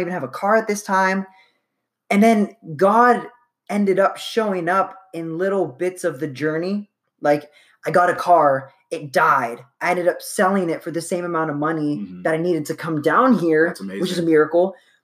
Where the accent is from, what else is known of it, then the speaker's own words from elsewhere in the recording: Youngstown, Ohio, United States; I'm from Youngstown originally, which is about 2 hours, 2.5 hours north of here. Grew up in Youngstown